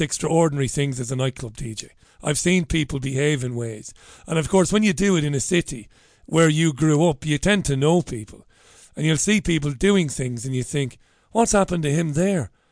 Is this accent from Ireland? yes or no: yes; Ireland; being an Irishman